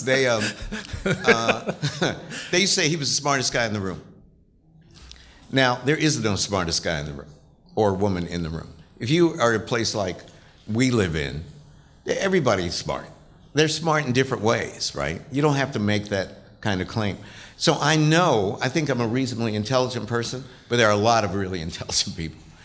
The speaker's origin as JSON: {"language": "English", "region": "West Virginia", "country": "United States", "moved": "as an adult", "said": "And I was black, I was from West Virginia."}